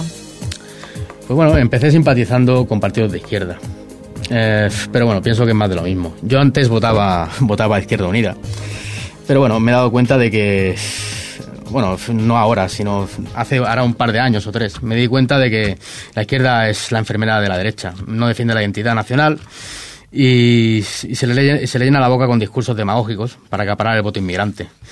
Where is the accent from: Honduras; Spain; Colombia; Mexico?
Spain; Ripoll, Catalonia; aquí en Ripoll también se me conozca bastante